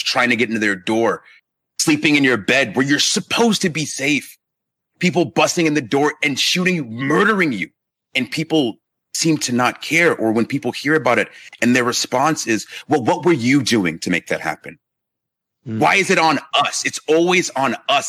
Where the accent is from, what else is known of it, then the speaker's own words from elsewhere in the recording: Marietta, Georgia, United States; also born or lived in Inglewood, California; I grew up in Georgia in Marietta, spent the first couple of years in California in Inglewood. And then when I was about 7 years old, we moved to Georgia and was there for the majority of my life